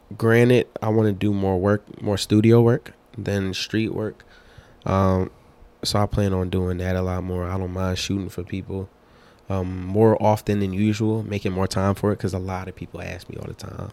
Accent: Philadelphia, Pennsylvania, United States; I'm from North Philly

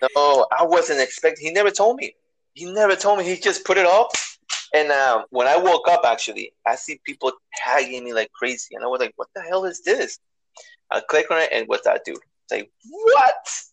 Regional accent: New York City, New York, United States; New York. I'm from the BX.

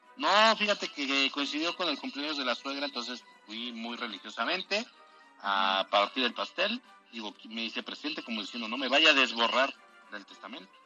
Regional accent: Tepeyahualco, Puebla, Mexico; mi pueblo, Tepeyahualco, que es chiquitito

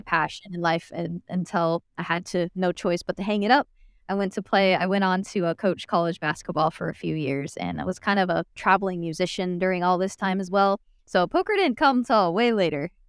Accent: Phoenix, Arizona, United States; moved away as an adult; now in Dallas, United States; I was born and raised in Phoenix, Arizona

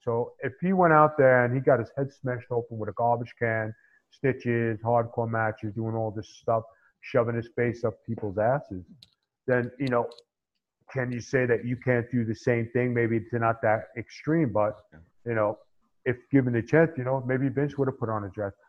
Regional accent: New York City, New York, United States; That fly Italian guy from SI.

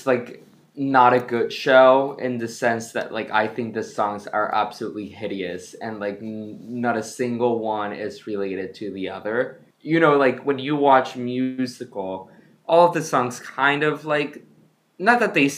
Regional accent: Ecuador; I grew up in Ecuador.

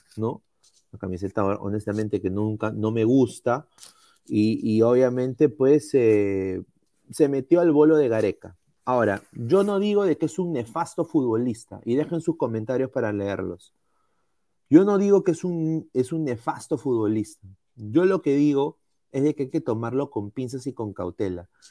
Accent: Peru

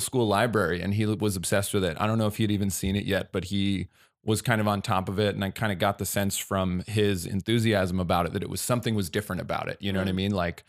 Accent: New Jersey, United States; I grew up in New Jersey.

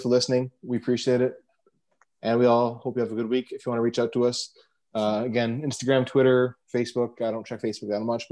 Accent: Canada; I'm Canadian.

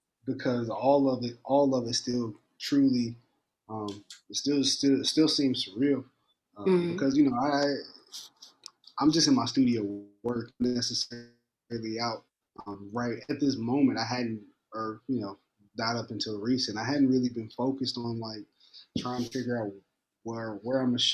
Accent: Indiana, United States; moved away; I grew up in Indiana.

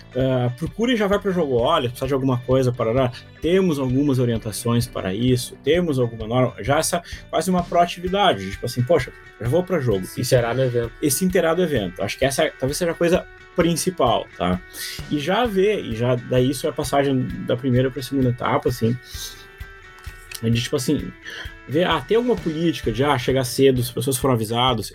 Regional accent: Brazil; eu sou brasileiro

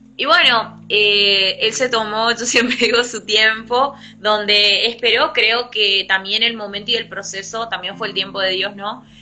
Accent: El Colorado, Formosa, Argentina; moved away as an adult; now in Presidencia Roque Sáenz Peña, Argentina; soy de Argentina. Eh, específicamente soy de Formosa, eh, soy del Colorado Formosa

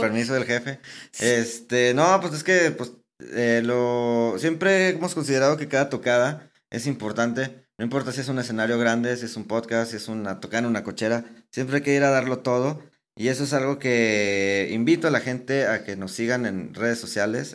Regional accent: Saltillo, Coahuila, Mexico

